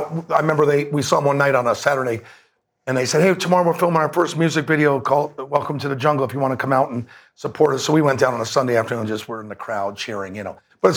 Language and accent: English; Los Angeles, California, United States; also born or lived in San Francisco; now in Las Vegas, United States; I grew up in Los Angeles and born in San Francisco and then raised in L.A.